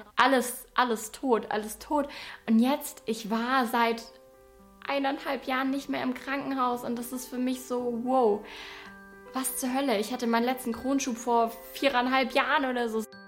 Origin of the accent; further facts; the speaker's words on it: Bavaria, Germany; accent: Swabian; Ich komme aus Bayern, auch sehr unspektakulär. Ich weiß gar nicht, ob man mir das anhört, weil man zu mir immer sagt, dass ich relativ Hochdeutsch rede ich finde, ich schwebel schon ein bisschen